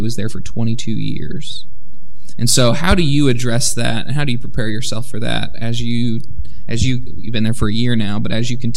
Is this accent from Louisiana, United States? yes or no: yes; Alexandria, Louisiana, United States; I was born in Alexandria, Louisiana